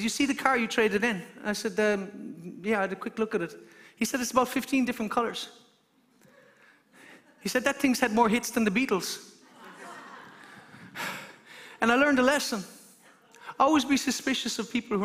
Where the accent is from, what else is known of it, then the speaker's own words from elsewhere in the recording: Ireland; as an Irishman